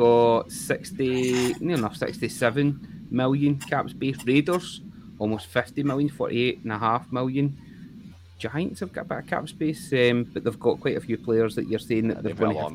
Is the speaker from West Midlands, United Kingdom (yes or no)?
no; Scotland, United Kingdom